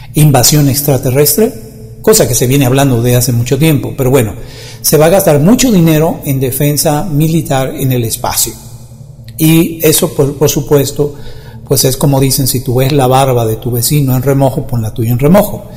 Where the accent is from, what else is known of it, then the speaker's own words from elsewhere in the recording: Dominican Republic; en mi país, República Dominicana, ya que yo no soy mexicano